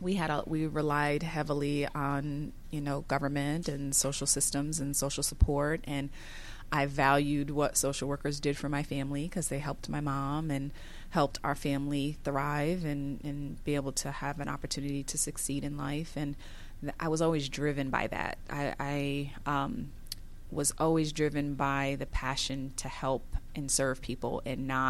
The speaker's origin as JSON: {"language": "English", "town": "Providence", "region": "Rhode Island", "country": "United States", "tie": "born or raised there", "moved": "yes", "lives_now": "Gwinnett County, United States", "said": "I'm from originally from Providence, Rhode Island, where I was born and raised"}